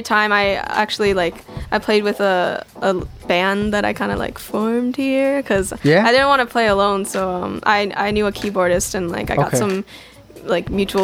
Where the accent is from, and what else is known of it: Upstate New York, United States; born or raised there; also born or lived in Seoul, South Korea